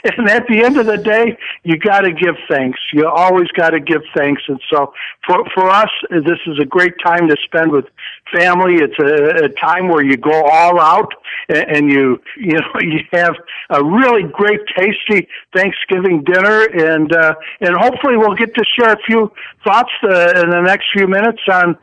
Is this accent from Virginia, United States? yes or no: no; Chicago, Illinois, United States; my hometown crowd, sweet home Chicago fans.